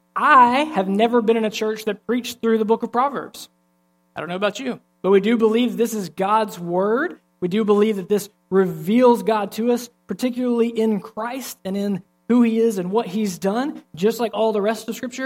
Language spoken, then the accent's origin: English; Alabama, United States; I'm from Alabama